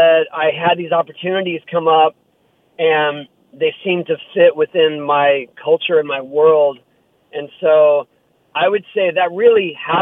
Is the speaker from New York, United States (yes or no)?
no; San Diego, California, United States; also born or lived in Carlsbad, California; I grew up in Tirasana, which is closer to downtown San Diego